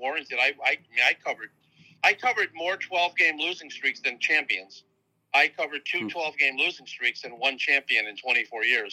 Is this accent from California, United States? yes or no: no; Rochester, New York, United States; I'm from Rochester